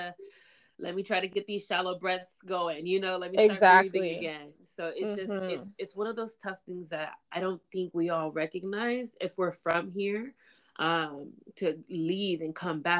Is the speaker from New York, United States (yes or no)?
no; San Diego, California, United States; I'm from San Diego, born and raised, and I am mixed as well.